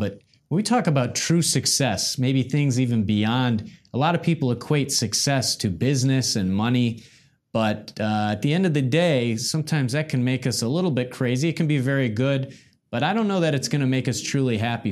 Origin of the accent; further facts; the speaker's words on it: Midwest, United States; We're both from the Midwest